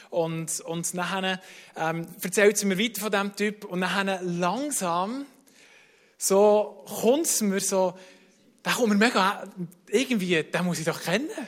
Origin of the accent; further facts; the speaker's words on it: Bern, Switzerland; sind wir mit zwei Familien, sind wir, äh, in Bernbiet aufgewachsen, sind wir in Taren schwimmen.